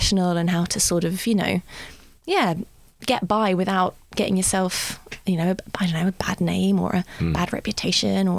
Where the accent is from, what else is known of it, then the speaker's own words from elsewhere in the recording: Godalming, South East England, United Kingdom; moved away as an adult; now in London, United Kingdom; I grew up in Godalming in Surrey, which is near Guildford